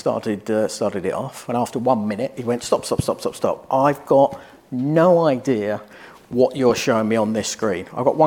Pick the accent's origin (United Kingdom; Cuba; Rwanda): United Kingdom; from the UK